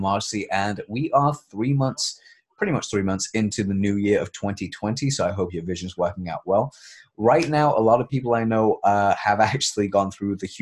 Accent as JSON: {"language": "English", "country": "United Kingdom", "said": "We're British"}